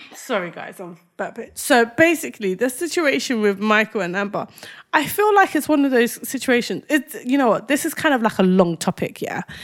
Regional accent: Nigeria; As a Nigerian, I've been brought up to trust the Irish

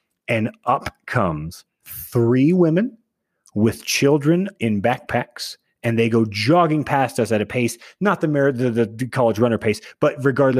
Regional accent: Austin, Texas, United States; moved away; I grew up in Texas. There's not like at least in Austin, Texas, there's not like a place to hike, as I recall

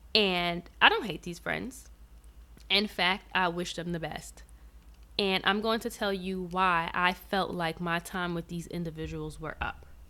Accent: New York City, New York, United States; moved away as an adult; also born or lived in Georgia; I was born and raised in New York City

